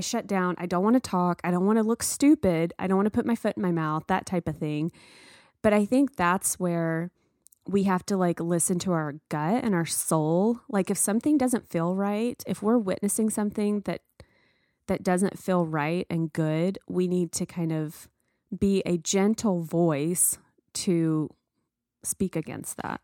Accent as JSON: {"language": "English", "region": "the South", "country": "United States", "tie": "born or raised there", "said": "I grew up in the South, and there are many times in my childhood where I felt different"}